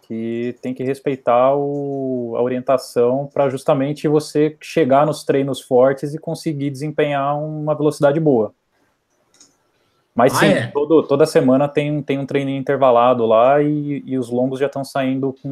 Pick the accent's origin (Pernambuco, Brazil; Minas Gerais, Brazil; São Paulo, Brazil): São Paulo, Brazil; Sorocaba; mas como a gente é de Sorocaba, da mesma cidade, aí eu mandei um inbox perguntando se podia ir junto, né?